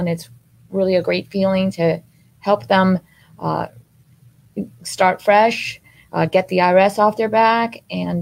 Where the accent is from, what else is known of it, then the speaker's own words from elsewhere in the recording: Miami, Florida, United States; I grew up here in Miami since I was 8 years old. I've been here. I graduated from Miami Coral Park